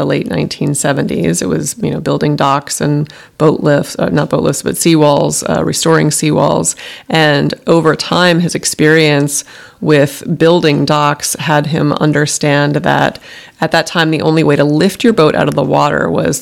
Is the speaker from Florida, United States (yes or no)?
yes; Martin County, Florida, United States; also born or lived in Stuart, Florida / Boston / Miami; My brother and I grew up mostly in Martin County